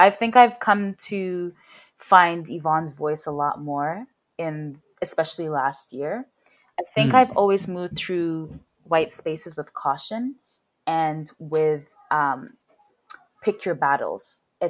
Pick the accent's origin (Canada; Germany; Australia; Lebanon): Canada; Swift Current, Saskatchewan; also born or lived in United Kingdom; I grew up in Swift Current, Saskatchewan. I moved there when I was 13 from the UK.